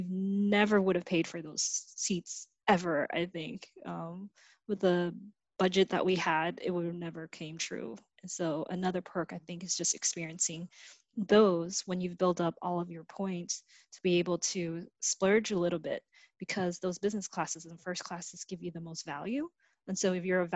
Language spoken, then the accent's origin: English; United States; also born or lived in Vietnam / Malaysia; I came to the States when I was 6